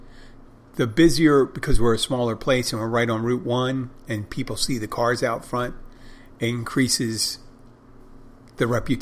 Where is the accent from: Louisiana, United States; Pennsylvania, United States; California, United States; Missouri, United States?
Pennsylvania, United States; Philadelphia; now in Key Largo, United States; I come from Philadelphia